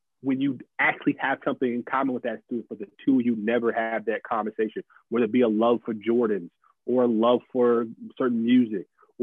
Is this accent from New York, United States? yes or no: no; New Jersey, United States; moved away as an adult; now in Maryland, United States; I grew up in Jersey